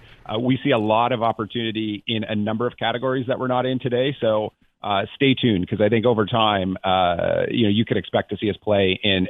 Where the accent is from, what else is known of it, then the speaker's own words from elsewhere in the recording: Toronto, Ontario, Canada; now in Santa Barbara, United States; I grew up in Toronto, so I think I've paid my dues when it comes to snow and the cold and all of those things.